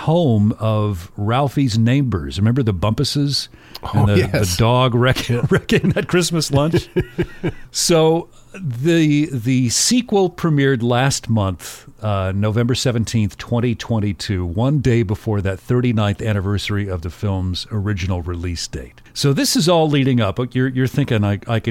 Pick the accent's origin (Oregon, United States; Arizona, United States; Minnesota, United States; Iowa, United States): Arizona, United States; Tucson; growing up in Tucson, Arizona